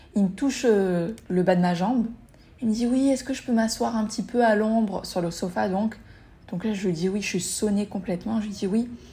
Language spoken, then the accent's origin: French; Tunis, Tunis Governorate, Tunisia; moved away; also born or lived in Mexico; je suis tunisienne